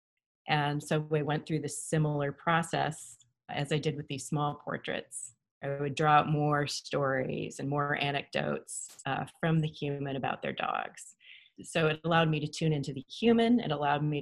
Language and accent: English; Grinnell, Iowa, United States; I was born in Grinnell, Iowa.